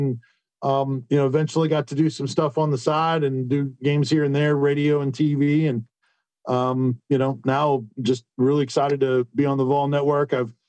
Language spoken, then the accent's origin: English; Tampa, Florida, United States; Growing up in Tampa, just had a passion for it